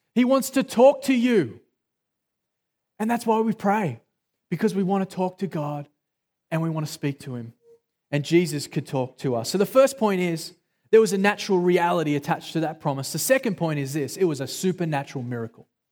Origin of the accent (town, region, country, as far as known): Australia; accent: Australian